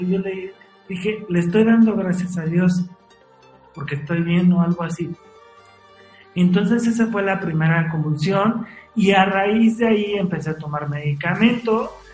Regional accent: Mexico City, Mexico; also born or lived in Puebla; yo nací en la Ciudad de México

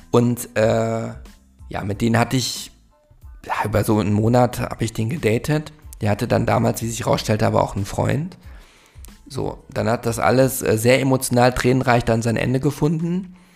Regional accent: Munich, Bavaria, Germany; ich bin aus München

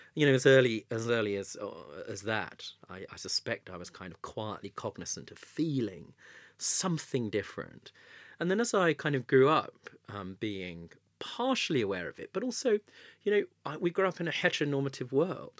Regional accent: Southgate, London, United Kingdom; I grew up in Southgate

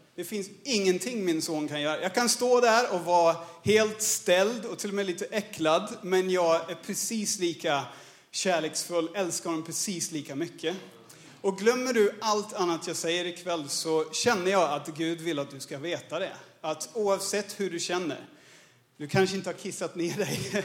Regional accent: Australia; Swedish is a second language; moved away as an adult; also born or lived in Örebro, Sweden / Paraguay / Birmingham, England; now in Stockholm, Sweden; jag född och uppvuxen i Australien. Jag flyttade hit som 20-åring

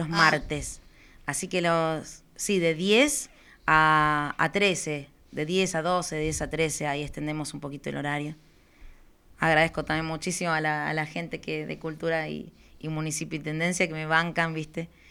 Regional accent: Zona Sur, Buenos Aires Province, Argentina; Somos de acá de Zona

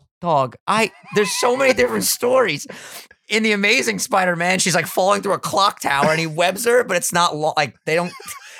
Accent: New York, United States; As a New Yorker, I gotta expand all to the boroughs.

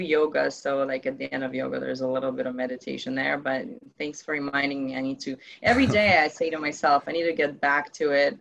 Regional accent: Ukraine; moved away; I come from Ukraine originally

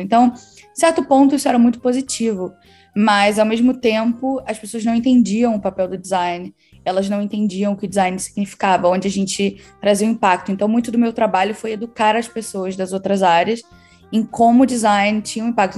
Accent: Rio de Janeiro, Brazil; moved away as an adult; now in London, United Kingdom; Eu sou do Rio, mas no momento eu moro em Londres. Eu me mudei para cá há sete anos

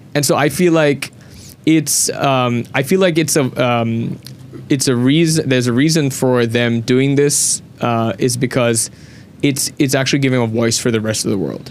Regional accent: Sri Lanka; me being a Sri Lankan

